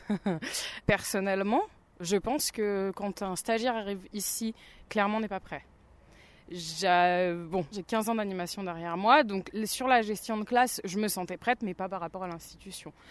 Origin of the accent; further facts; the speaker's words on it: Burgundy, Bourgogne-Franche-Comté, France; moved away; je viens de Bourgogne à la base.